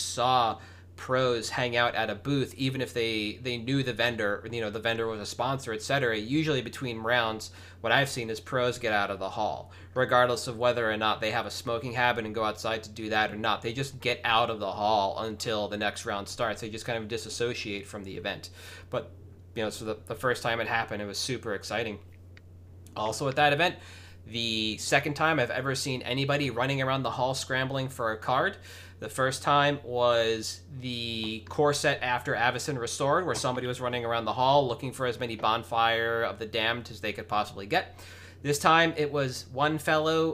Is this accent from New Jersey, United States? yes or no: yes; New Jersey, United States; I grew up in Jersey